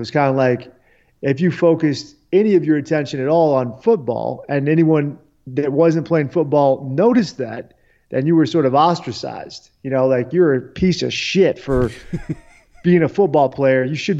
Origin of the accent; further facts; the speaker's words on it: D.C., Washington, D.C., United States; And I was very patriotic, you know, growing up in the Washington, D.C. area, you kind of internalized patriotism and, you know, the Reagan era and everything.